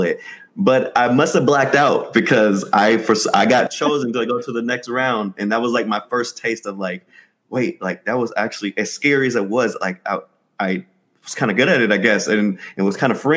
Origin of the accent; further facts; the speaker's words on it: Sacramento, California, United States; I was born and raised in Sacramento, South Sacramento, to be exact